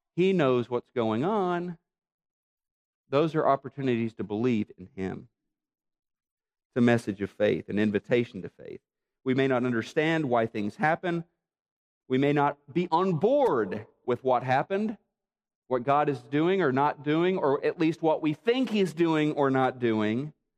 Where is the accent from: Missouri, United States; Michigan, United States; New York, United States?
Missouri, United States; Neosho; moved away; my hometown of Neosho